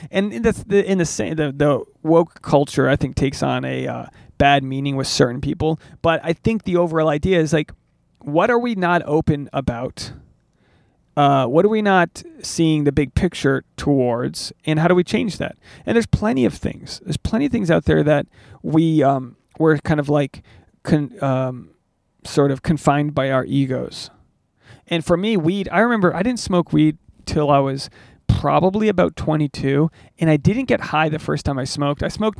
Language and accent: English; Newport, Rhode Island, United States; now in Los Angeles, United States; How far have I come from Newport, Rhode Island, this little fishing city in coastal New England, to a stand-up venue in Los Angeles, California